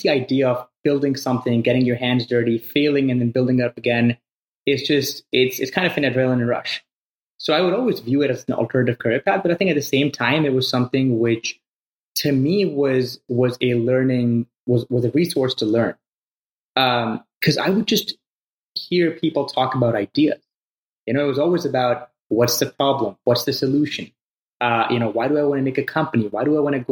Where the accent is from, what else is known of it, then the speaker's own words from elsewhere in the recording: Pakistan; moved away as an adult; also born or lived in Evanston, United States; I came from Pakistan, a pretty small town over there.